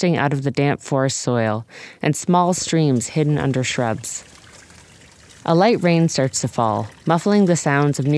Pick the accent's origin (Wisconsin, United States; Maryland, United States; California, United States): California, United States; Northern; now in Portland, United States; my hometown in Northern California